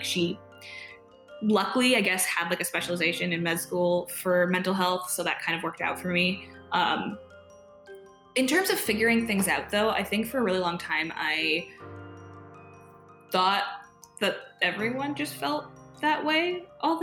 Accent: Ann Arbor, Michigan, United States; moved away as an adult; I'm from Michigan, or grew up in Michigan in Ann Arbor

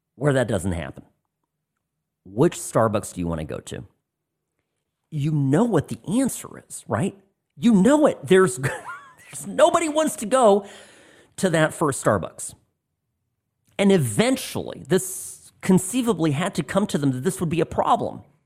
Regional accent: California, United States; moved away as an adult; now in Las Vegas, United States; my past life as a Californian

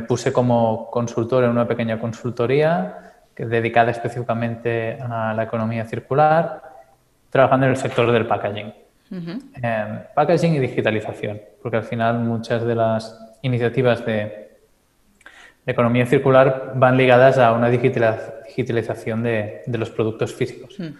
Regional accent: Calella, Catalonia, Spain; soy de. Eh, Calella, un pueblo un poco más al norte de Barcelona, cerca de la playa

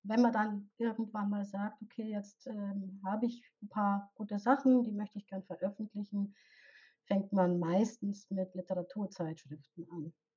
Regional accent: Bavaria, Germany; accent: Bavarian; Ich komme aus Bayern, ich bin in Bayern aufgewachsen und lebe hier auch

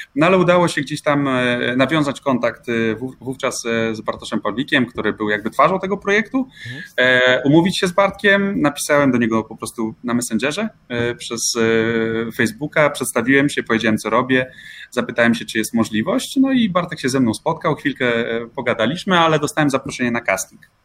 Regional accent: Olsztyn, Warmian-Masurian Voivodeship, Poland; Ja pochodzę z Olsztyna i, i właśnie w Olsztynie te swoje pierwsze radiowe kroki stawiałem

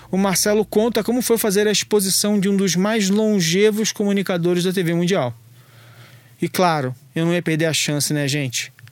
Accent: Rio de Janeiro, Brazil; Caraca, meu! E eu sou carioca, gente.

